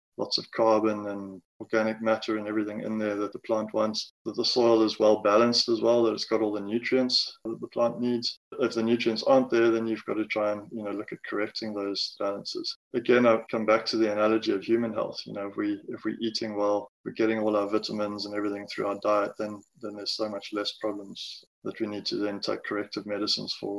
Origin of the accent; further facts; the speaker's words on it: Amanzimtoti, KwaZulu-Natal, South Africa; also born or lived in Durban; I grew up in Manzimtoti in KZN, went to school